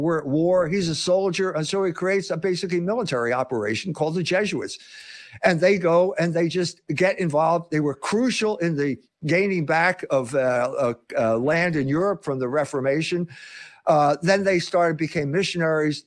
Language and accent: English; Philadelphia, Pennsylvania, United States; grew up with this in Philadelphia, the Mummers Parade.